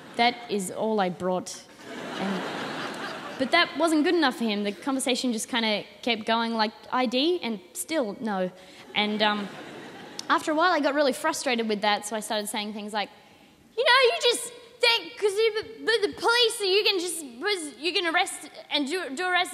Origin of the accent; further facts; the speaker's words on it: Adelaide, South Australia, Australia; I'm 19 and I'm from Adelaide.